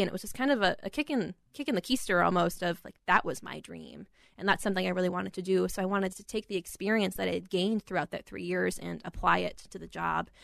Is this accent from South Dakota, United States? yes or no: yes; Rapid City, South Dakota, United States; moved away as an adult; also born or lived in Aberdeen, South Dakota; now in Minneapolis, United States; I was born in Aberdeen, South Dakota, grew up in Rapid City.